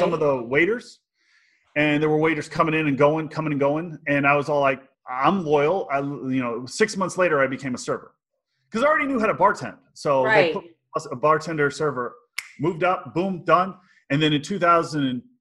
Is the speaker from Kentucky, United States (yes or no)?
no; South Texas, United States; moved away as an adult; also born or lived in Brenham, Texas; now in Los Angeles, United States; I grew up in South Texas, deep south on the border with Mexico